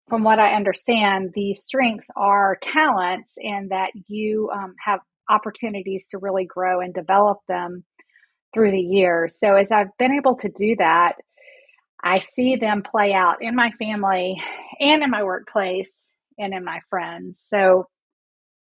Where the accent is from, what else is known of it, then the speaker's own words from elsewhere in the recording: Durham, North Carolina, United States; also born or lived in Raleigh, North Carolina; I was born in Durham, and I've lived in North Carolina